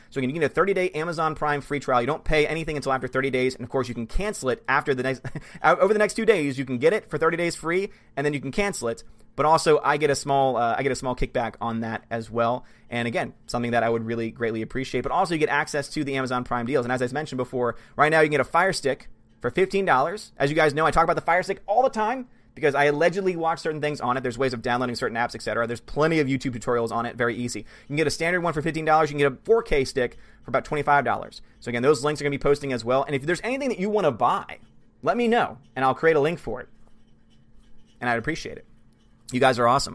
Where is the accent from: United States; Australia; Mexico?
Australia; I'm an Aussie